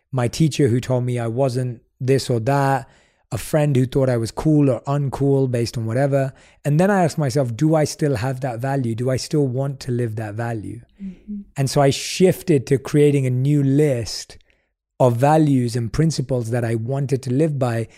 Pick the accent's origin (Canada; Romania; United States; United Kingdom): United Kingdom; London; growing up in London